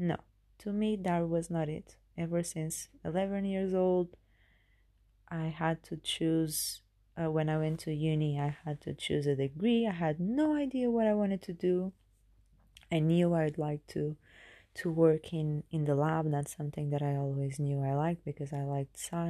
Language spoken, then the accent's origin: English; Portugal; moved away as an adult; now in United Kingdom; I was born in Portugal